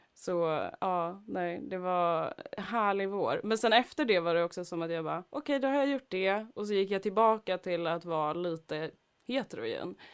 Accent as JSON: {"language": "Swedish", "town": "Stockholm", "region": "Stockholm County", "country": "Sweden", "said": "jag var från Husby Akalla"}